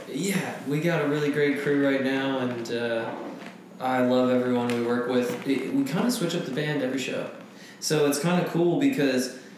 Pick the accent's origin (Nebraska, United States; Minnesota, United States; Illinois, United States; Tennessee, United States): Tennessee, United States; Franklin; I grew up in Franklin, Tennessee, outside of Nashville